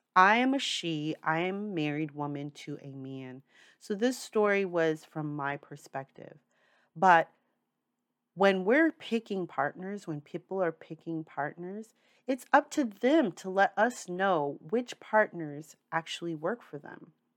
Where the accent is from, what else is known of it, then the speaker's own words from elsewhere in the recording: New York City, New York, United States; I'm a New Yorker for life. I've moved a lot in my time, but New York City is home. That means I've grown up with diverse people around me all my life